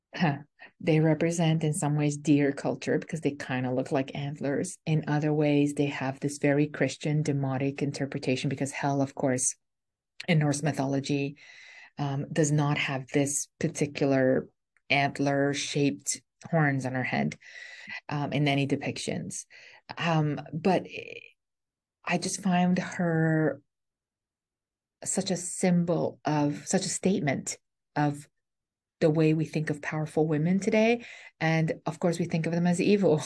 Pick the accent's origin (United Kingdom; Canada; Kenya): Canada; I'm a Canadian